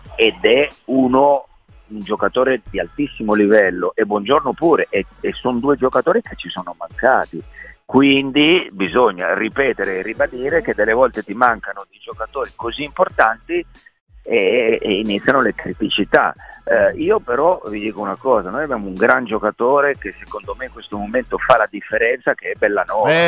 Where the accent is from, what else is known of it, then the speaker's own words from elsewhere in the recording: Turin, Piedmont, Italy; now in Rome, Italy; io sono torinese, vivo a Roma